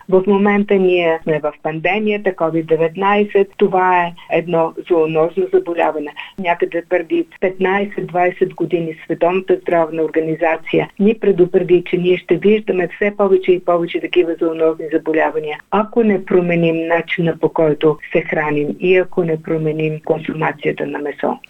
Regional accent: Bulgaria; за нас като българи

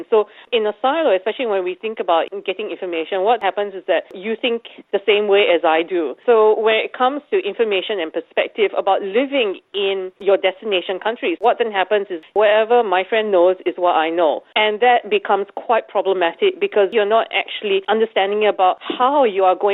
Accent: Singapore; now in Australia; I come from Singapore

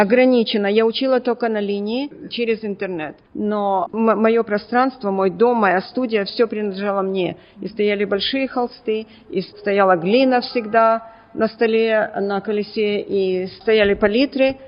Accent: Odesa, Odesa Oblast, Ukraine; now in Melbourne, Australia; Я родом из Одессы

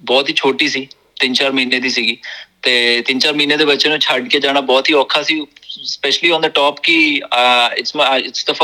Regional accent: Jalandhar, Punjab, India; moved away as an adult; now in Australia; ਮੈਂ ਜਲੰਧਰ ਤੋਂ ਜੀ ਮੈਂ ਮੈਂ ਜੀ ਆਸਟ੍ਰੇਲੀਆ ਮੈਂ ਆਇਆ 2007 ਵਿੱਚ ਮੈਨੂੰ ਅਪਰੋਕਸੀਮੇਟਲੀ 15 ਸਾਲ ਹੋ ਗਏ

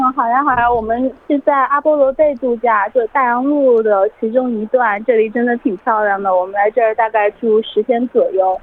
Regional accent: China; now in Australia; 我们中国人

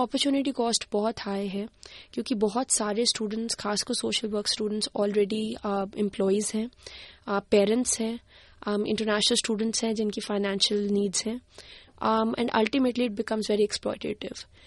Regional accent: Haryana, India; now in Canberra, Australia; मैं बचपन में मैं हरियाणा से आती हूँ इंडिया में

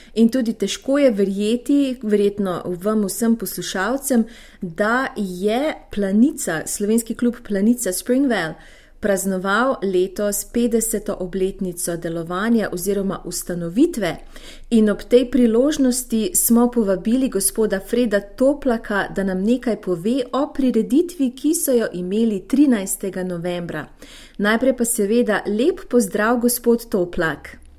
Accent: Slovenia; smo Slovenci

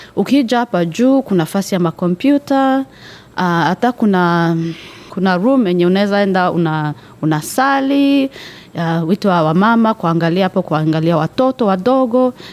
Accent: Rwanda; now in Perth, Australia; mi natokea Rwanda

